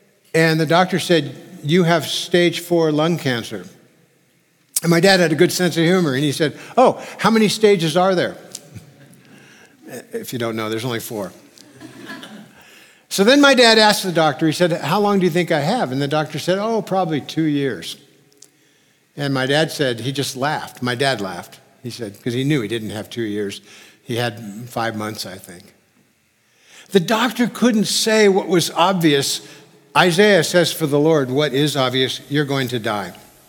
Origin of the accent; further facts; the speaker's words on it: California, United States; Because being a Californian, I'd never really seen many graves. In California, we hide our graveyards.